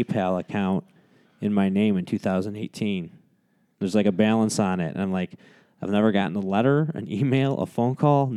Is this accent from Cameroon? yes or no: no; United States; us as the American people